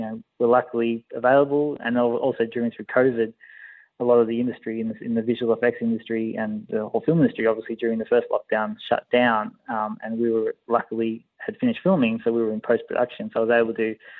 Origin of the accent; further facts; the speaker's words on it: Australia; always grew up in Australia. I'm Australian